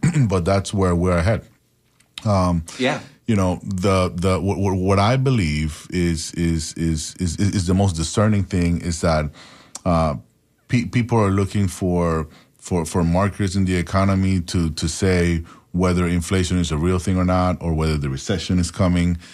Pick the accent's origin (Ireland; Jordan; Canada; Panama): Panama; now in United States; I'm an immigrant from Panama